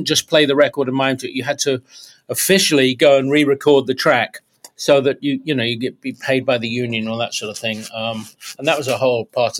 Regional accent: Kent, South East England, United Kingdom; moved away as an adult; also born or lived in Leeds; now in United States; three of us were all from Southeast London. We grew up in Kent.

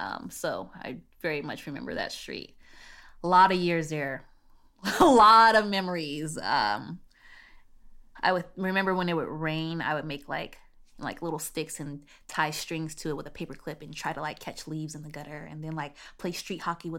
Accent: San Bernardino, California, United States; You know, growing up in San Bernardino was very much middle-class neighborhood.

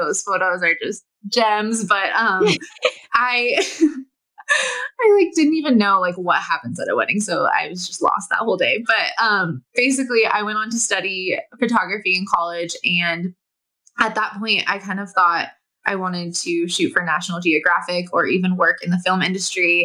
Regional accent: Southern California, United States; moved away as an adult; now in Bend, United States; I was born and raised in Southern California

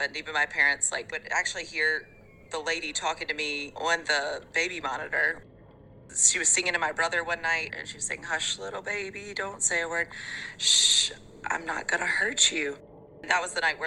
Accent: Mobile, Alabama, United States; When I was a little kid growing up in Mobile, Alabama, I was pretty young

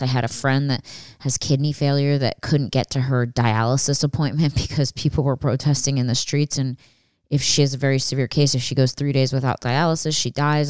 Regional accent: outside of Philadelphia, Pennsylvania, United States; I grew up outside of Philadelphia

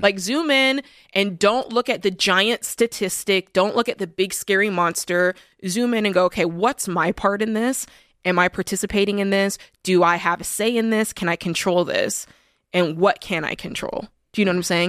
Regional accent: United States; as American people

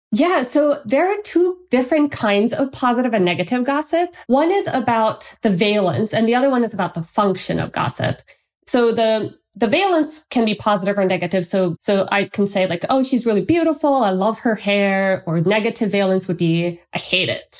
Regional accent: Turkey; moved away; I'm from Turkey, and in Turkey, we have this tradition

